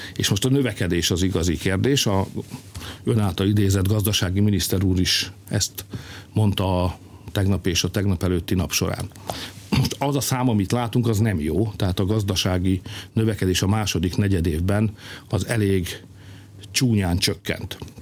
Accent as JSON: {"language": "Hungarian", "country": "Hungary", "said": "mi magyarok vagyunk"}